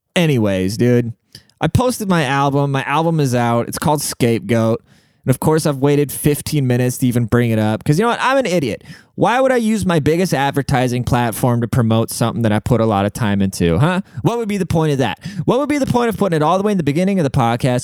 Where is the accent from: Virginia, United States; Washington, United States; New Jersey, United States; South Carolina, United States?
Washington, United States; Seattle; I'm from Seattle